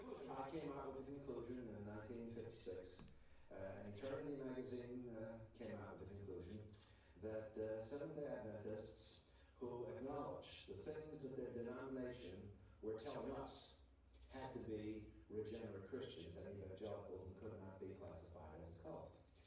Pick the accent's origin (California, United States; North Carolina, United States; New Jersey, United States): California, United States; Mountain View; because I grew up in Mountain View, California